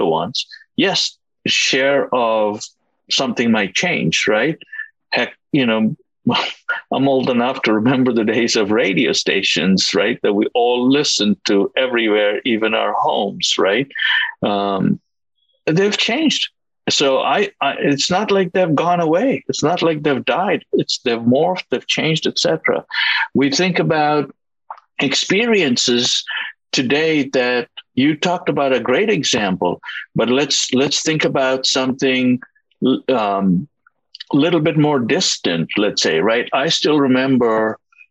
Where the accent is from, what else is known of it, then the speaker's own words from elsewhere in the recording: India; moved away; I was born and I grew up in India, a country that was very different from what it is today.